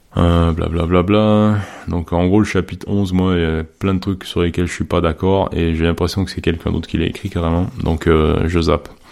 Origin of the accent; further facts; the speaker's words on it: Quebec, Canada; j'ai grandi au Québec